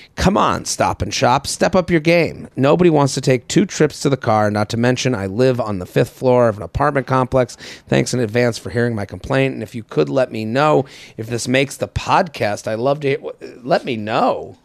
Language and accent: English; outside of Boston, Massachusetts, United States; now in New York, United States; I'm from Boston. Like, I even, you know, I'm from outside